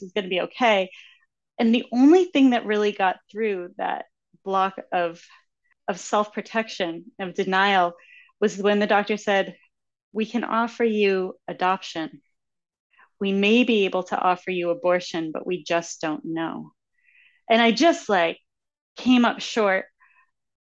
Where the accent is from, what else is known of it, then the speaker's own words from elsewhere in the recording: Massachusetts, United States; I am from Massachusetts